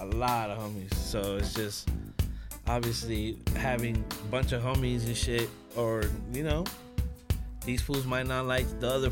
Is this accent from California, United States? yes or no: yes; Los Angeles, California, United States; growing up in Hollywood, like, East Hollywood.